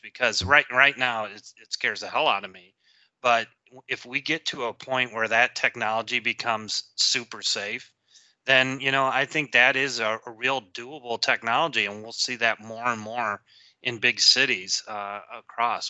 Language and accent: English; Detroit, Michigan, United States; I grew up in the Detroit area